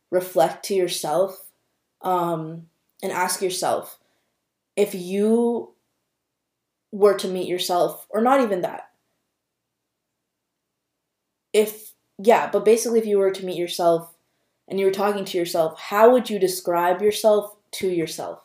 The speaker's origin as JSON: {"language": "English", "region": "Minnesota", "country": "United States", "tie": "born or raised there", "said": "me being born and raised in Minnesota"}